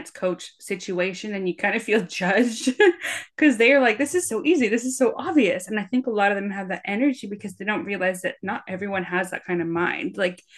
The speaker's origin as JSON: {"language": "English", "country": "Canada", "said": "I'm Canadian"}